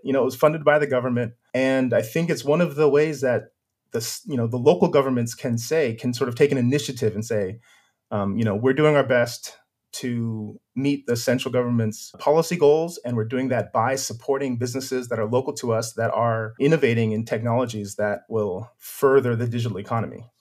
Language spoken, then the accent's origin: English; Silicon Valley, California, United States; moved away; I'm originally from California, uh, from Silicon Valley